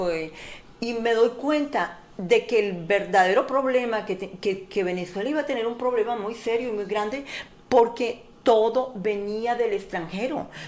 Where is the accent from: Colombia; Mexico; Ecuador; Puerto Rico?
Colombia; Como colombiana